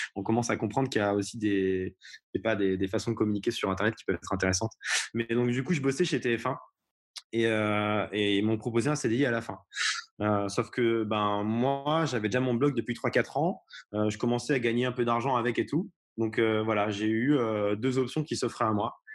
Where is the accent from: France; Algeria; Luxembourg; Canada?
France; Haute-Loire, Auvergne-Rhône-Alpes; also born or lived in Lisbon, Portugal; now in Paris, France; je viens de Haute-Loire